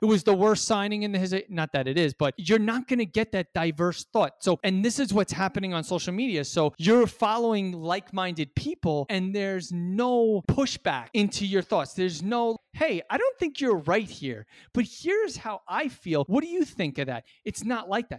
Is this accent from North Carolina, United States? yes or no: no; New York City, New York, United States; I'm a New Yorker